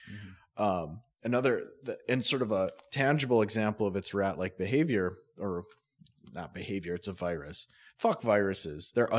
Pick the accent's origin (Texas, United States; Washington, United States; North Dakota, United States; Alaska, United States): North Dakota, United States; Grand Forks; I'm not from fucking Minot. Oh, I'm from Grand Forks.